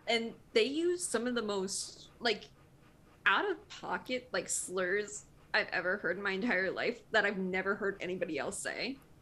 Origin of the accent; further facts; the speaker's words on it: Michigan, United States; I'm from Michigan. Like, I'm used to the cold